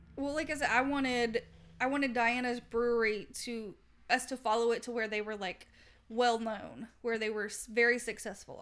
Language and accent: English; Southern United States, United States; accent: Southern; my Southern accent